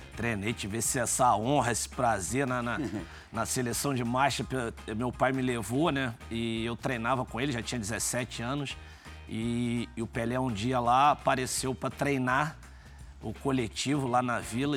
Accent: Santos, São Paulo, Brazil; meu pai é, jogou lá no Santos, eu sou nascido em Santos

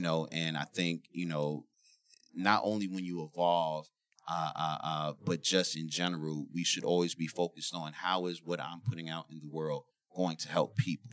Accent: New York City, New York, United States; I'm from the Bronx

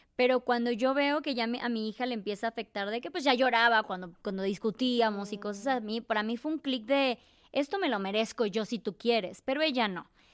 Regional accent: Chiapas, Mexico; moved away; soy de Chiapas, tengo 36 años, soy viajera

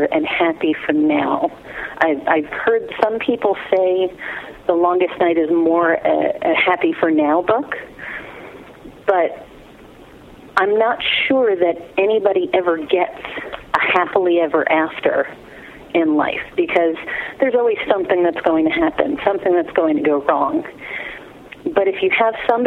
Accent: Long Island, New York, United States; moved away as an adult; now in Phoenix, United States; I grew up in New York on Long Island. I lived there for 23 years.

